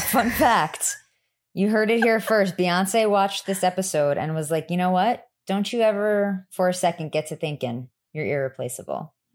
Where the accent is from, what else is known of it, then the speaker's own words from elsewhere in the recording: New Jersey, United States; I am from New Jersey